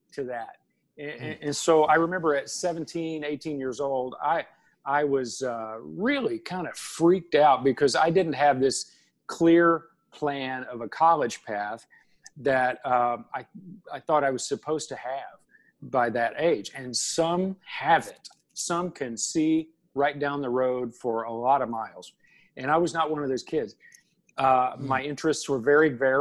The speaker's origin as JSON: {"language": "English", "town": "Russell Springs", "region": "Kentucky", "country": "United States", "tie": "born or raised there", "moved": "as an adult", "lives_now": "Nashville, United States", "said": "my hometown, Russell Springs, Kentucky."}